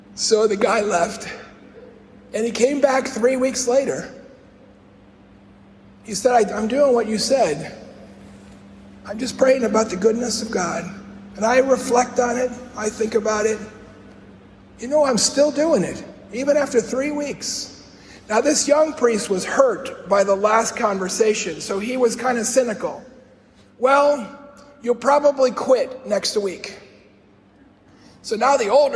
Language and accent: English; Chicago, Illinois, United States; I grew up in Chicago, the South Side, right in the middle of the city.